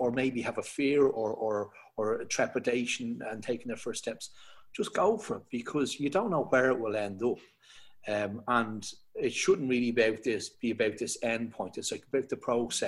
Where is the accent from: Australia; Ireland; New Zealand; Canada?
Ireland; Dublin, Leinster; also born or lived in Knocklyon / Tallaght; So I'm from Dublin. I am 38 now. I grew up in between Knocklyne initially, and then moved to Talla.